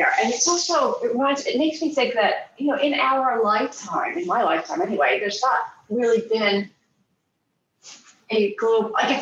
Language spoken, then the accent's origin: English; area of WSSC, Pennsylvania, United States; moved away as an adult; also born or lived in Poconos, Pennsylvania / Cook Islands; now in New Zealand; I grew up, I actually went to WSSC